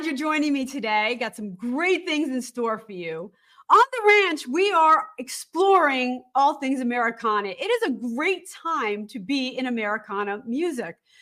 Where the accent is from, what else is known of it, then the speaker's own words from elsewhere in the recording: Allentown, Pennsylvania, United States; also born or lived in New Jersey; I'm from Allentown